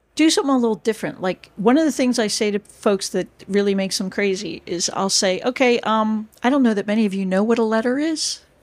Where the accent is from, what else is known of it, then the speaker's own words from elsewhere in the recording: United States; first language English; moved away as an adult; also born or lived in Florida / United Kingdom; now in Breda, Netherlands; I'm an American